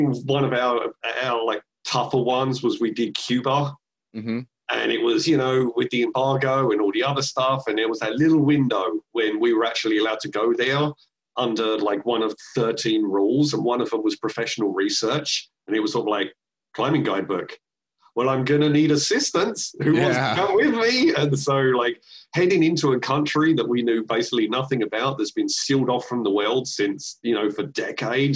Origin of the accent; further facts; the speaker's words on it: London, United Kingdom; moved away; also born or lived in San Francisco / Seattle; I'm from London and then going living in San Francisco and then living in Seattle.